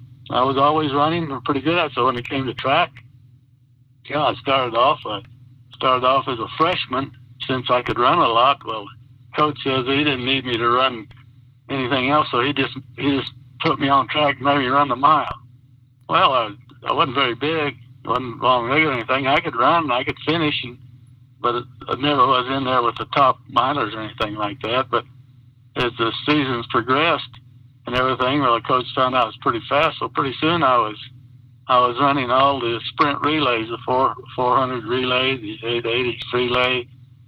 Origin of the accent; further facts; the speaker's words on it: Silver City, New Mexico, United States; also born or lived in Roswell, New Mexico; I was born in Roswell, but we moved to Roswell, to Silver City when I was 8